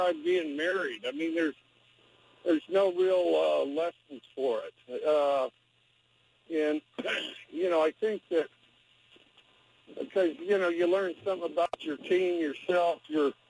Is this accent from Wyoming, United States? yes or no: yes; Wyoming, United States; I'm from Wyoming